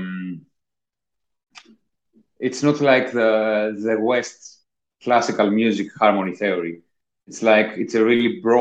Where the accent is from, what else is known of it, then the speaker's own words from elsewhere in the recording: Athens, Attica, Greece; moved away as an adult; also born or lived in Corfu; now in London, United Kingdom; I was born in Athens, Greece. I grew up there.